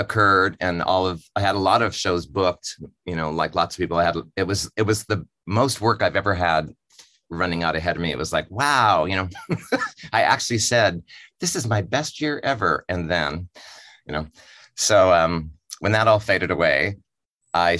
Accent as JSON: {"language": "English", "region": "Montana", "country": "United States", "said": "I'm from Montana, and my mom's family homesteaded in Montana"}